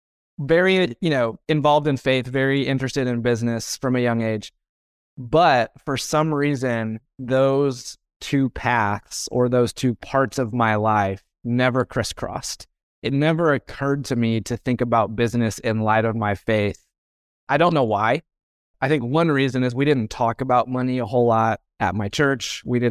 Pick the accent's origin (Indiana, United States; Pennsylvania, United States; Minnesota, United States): Indiana, United States; Indianapolis; Yeah, so I grew up in Indianapolis, Indiana. So I'm a Hoosier, born and bred.